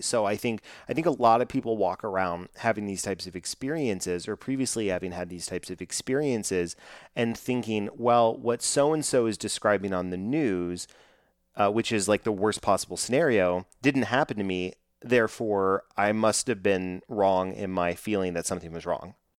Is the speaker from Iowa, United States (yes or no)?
no; Texas, United States; I'm from Texas, growing up in, in Texas and in South, Southern hospitality